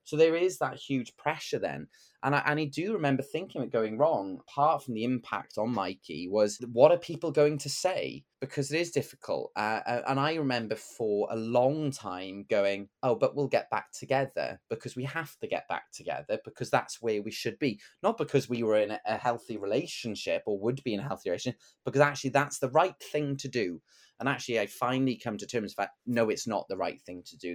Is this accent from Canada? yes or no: no; Bridgend, Wales, United Kingdom; I grew up in Bregend in the nineties